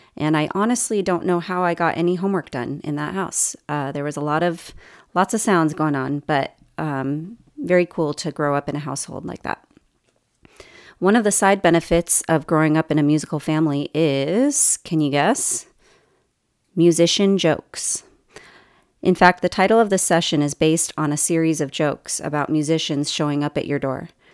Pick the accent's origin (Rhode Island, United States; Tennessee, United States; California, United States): California, United States; Los Angeles; moved away as an adult; also born or lived in Irvine, California / Saint Louis, Missouri / Sacramento, California / Oahu, Hawaii; now in Bloomington, United States; I'm originally from the Los Angeles area